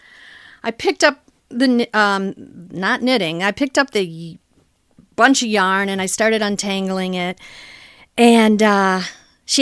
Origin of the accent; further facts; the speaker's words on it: Michigan, United States; moved away as an adult; now in Washington, D.C., United States; I'm originally from Michigan